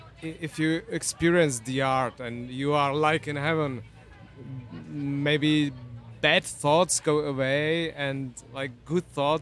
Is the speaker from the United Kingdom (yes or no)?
no; Prague, Czechia; I'm from Prague, from Europe.